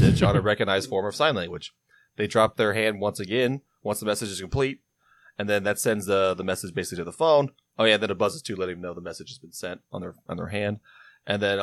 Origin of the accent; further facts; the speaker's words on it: United States; as an American